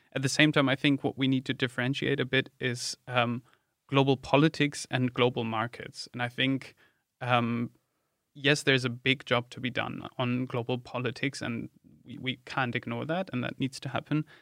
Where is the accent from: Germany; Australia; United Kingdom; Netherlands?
Germany; moved away; my home country, Germany